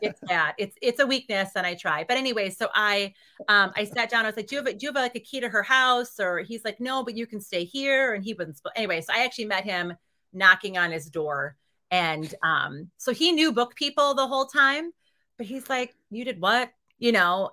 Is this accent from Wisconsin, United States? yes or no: yes; Reedsville, Wisconsin, United States; moved away; My hometown is, um, twelve hundred people. It's thirty miles south of Green Bay